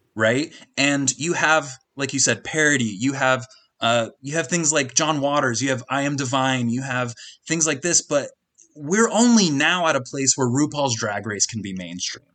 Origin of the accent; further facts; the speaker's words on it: Kansas, United States; I'm from Kansas